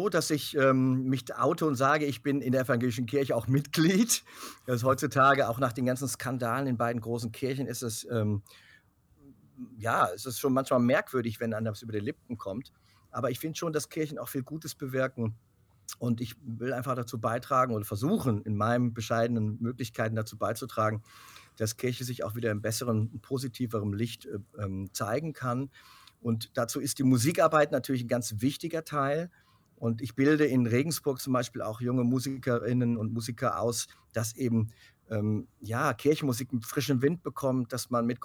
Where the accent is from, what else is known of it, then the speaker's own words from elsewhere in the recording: United States; Aber ich bin da auch in Amerika ja auch groß geworden, habe ja auch eine Zeit dort gelebt